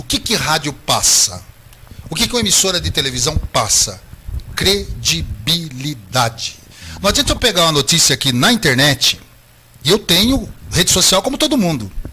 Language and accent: Portuguese; Brazil; eu sou brasileiro